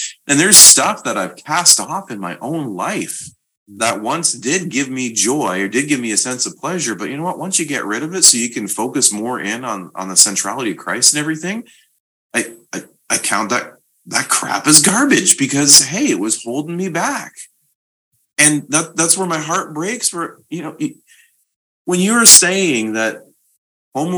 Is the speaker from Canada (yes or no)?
yes; Canada; I'm Canadian